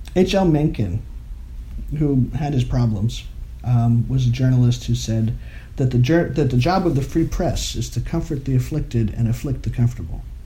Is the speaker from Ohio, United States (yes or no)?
no; Maine, United States; moved away as an adult; also born or lived in Massachusetts; now in Galloway, United States; I grew up in Maine.